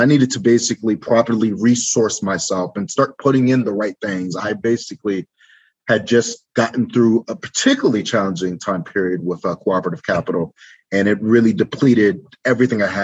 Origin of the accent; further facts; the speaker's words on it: Alexandria, Virginia, United States; moved away as an adult; now in Detroit, United States; I'm originally from Alexandria, Virginia